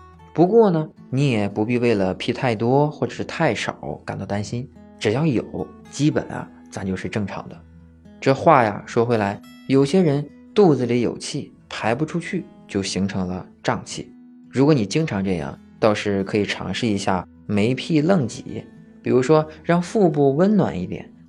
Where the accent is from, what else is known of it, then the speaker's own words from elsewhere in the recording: Shandong, China; 用我们山东话说，就是我想约。